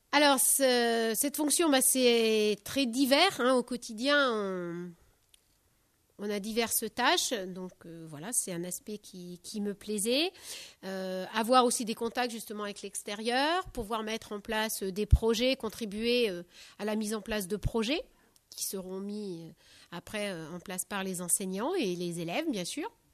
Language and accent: French; Charente-Maritime, Nouvelle-Aquitaine, France; moved away; also born or lived in Deux-Sèvres; je suis originaire de Charente-Maritime